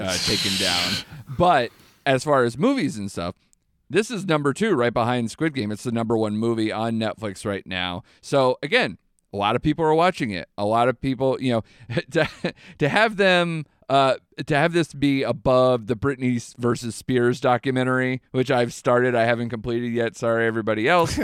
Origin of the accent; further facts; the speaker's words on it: United States; I'm an American